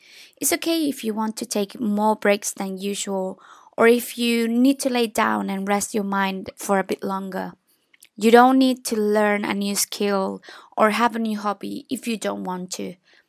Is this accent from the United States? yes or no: no; Chile; now in London, United Kingdom; I'm from Chile and I'm a MA Creative Producer student.